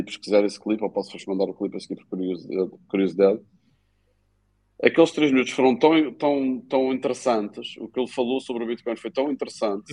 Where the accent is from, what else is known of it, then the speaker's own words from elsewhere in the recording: Madeira, Portugal; como madeirenses